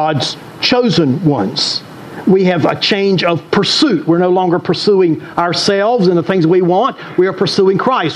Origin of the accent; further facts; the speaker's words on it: the South, United States; I grew up here in the South.